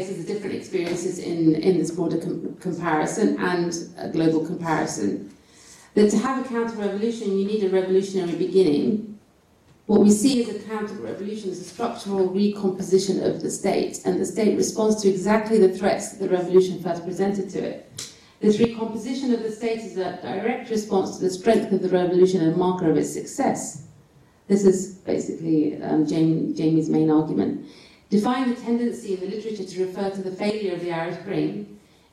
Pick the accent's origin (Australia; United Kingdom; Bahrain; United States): Bahrain; where I'm from Bahrain